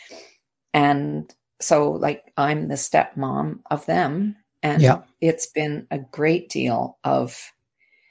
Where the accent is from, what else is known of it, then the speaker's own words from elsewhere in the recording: Canada; I'm from the Commonwealth. I'm from Canada.